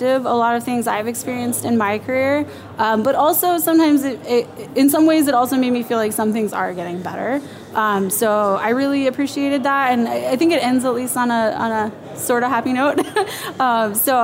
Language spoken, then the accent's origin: English; Houston, Texas, United States; moved away as an adult; also born or lived in Austin, Texas / Madison / Copenhagen, Denmark; now in Seattle, United States; I'm originally from Texas. I was born and raised Houston.